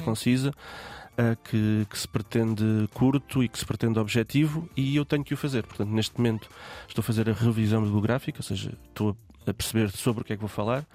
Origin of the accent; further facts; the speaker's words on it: Guarda, Centro, Portugal; eu sou da Guarda